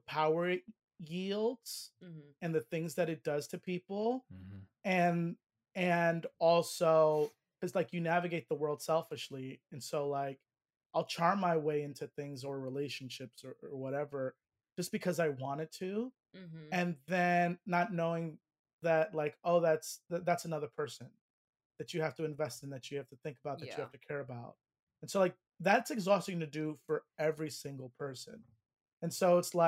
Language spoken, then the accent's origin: English; New York, United States; I grew up in New York.